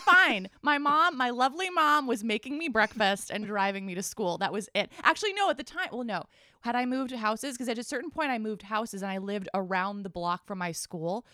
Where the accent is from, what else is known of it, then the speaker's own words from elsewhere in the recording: Boulder, Colorado, United States; I grew up in Boulder, Colorado